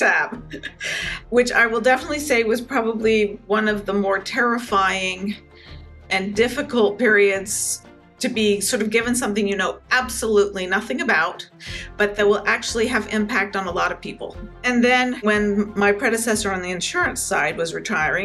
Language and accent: English; Connecticut, United States; moved away as an adult; also born or lived in New York City; I was born and grew up in Connecticut and spent, you know, basically all those formative